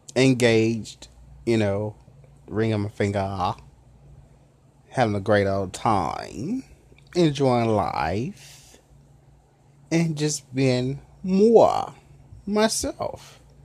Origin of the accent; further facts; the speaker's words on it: Memphis, Tennessee, United States; accent: southern; I'm a southern cat, you know, as they say it. I'm southern. I'm from Memphis city